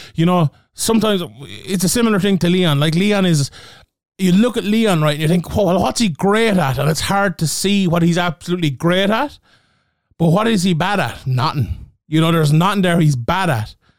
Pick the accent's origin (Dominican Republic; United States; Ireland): Ireland; my beautiful home country, of Ireland